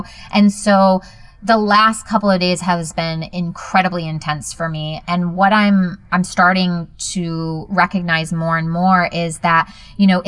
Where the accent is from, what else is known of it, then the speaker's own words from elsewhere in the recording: Virginia, United States; I grew up in Virginia